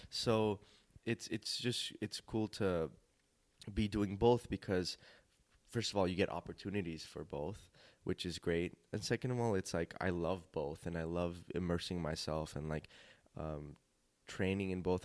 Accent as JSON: {"language": "English", "town": "Glendale", "region": "California", "country": "United States", "tie": "born or raised there", "also_born_or_lived": "North Hollywood", "said": "I was born in North Hollywood, raised in Glendale."}